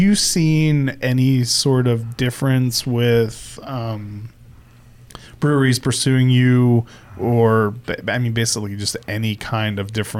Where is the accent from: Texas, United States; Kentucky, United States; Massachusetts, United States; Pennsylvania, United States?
Pennsylvania, United States; Pittsburgh; moved away; I'm from Pittsburgh.